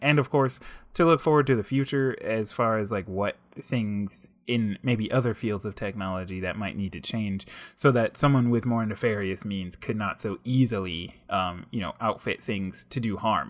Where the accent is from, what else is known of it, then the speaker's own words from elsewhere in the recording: United States; as an African-American male growing up